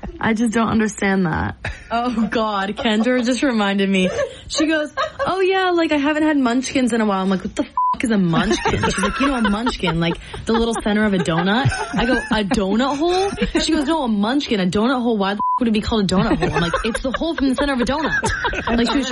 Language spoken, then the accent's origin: English; Orange County, California, United States; moved away as an adult; now in New Hampshire, United States; I grew up in Orange County